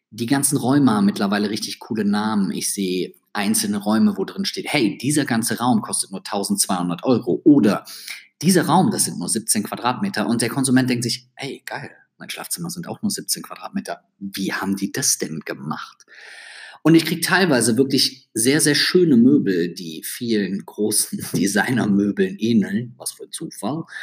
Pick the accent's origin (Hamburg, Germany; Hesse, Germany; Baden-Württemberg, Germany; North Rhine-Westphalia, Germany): North Rhine-Westphalia, Germany; Düsseldorf; Wenn du zwischendurch merkst, dass ich als Düsseldorfer in einen leicht Kölner Akzent verfalle, dann muss ich dir ehrlich sagen, das kann ich nicht abstellen.